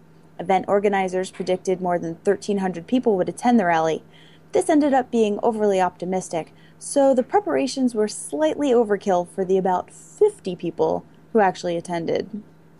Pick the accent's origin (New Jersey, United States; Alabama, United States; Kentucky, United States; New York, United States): New Jersey, United States; also born or lived in Virginia; I grew up in New Jersey, I went to college down by, you know, Ellison, Virginia. It's Virginia Tech.